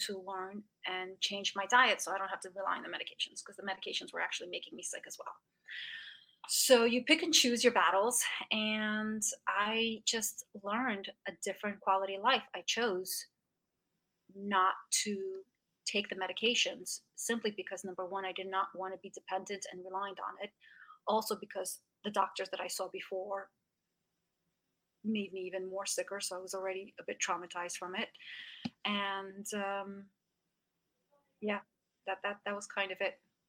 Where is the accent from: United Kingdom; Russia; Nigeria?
Russia; English is a second language; We came from Russia, and so for us, cake, I'll give you an example. We used to have cake for breakfast. So we're Russians.